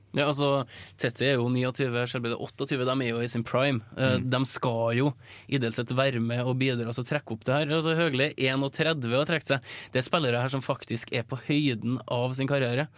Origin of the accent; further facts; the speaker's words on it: Norway; som nordmann